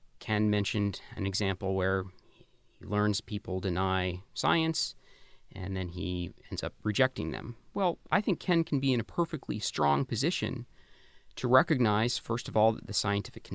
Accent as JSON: {"language": "English", "country": "Canada", "tie": "born or raised there", "said": "I grew up in Canada in the 80s and 90s"}